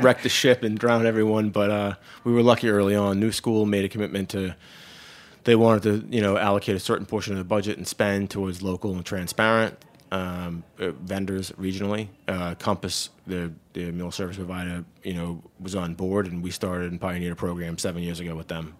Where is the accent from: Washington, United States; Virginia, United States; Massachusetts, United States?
Massachusetts, United States; moved away as an adult; now in New Paltz, United States; I grew up farming in Massachusetts